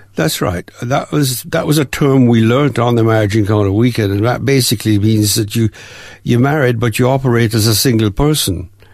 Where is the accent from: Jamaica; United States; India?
Jamaica; moved away as an adult; also born or lived in Windsor, England; now in Melbourne, Australia; we, Mum and I, moved to Jamaica um, when I was about three, three and a half years old